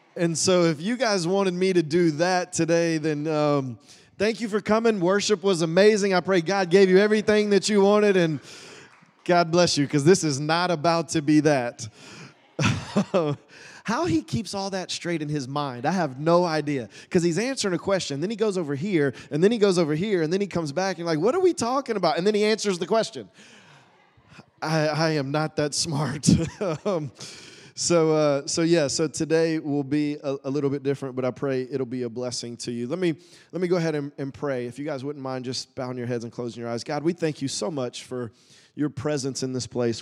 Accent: Woodstock, Georgia, United States; moved away as an adult; also born or lived in Tulsa, Oklahoma; I grew up in Woodstock

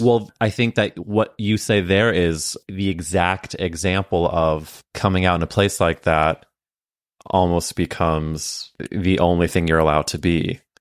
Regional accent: St. Louis, Missouri, United States; we grew up in Saint Louis at different times

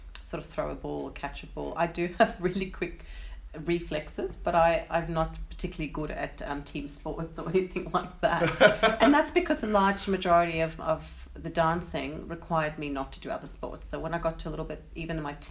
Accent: Johannesburg, Gauteng, South Africa; I grew up in South Africa, in Johannesburg

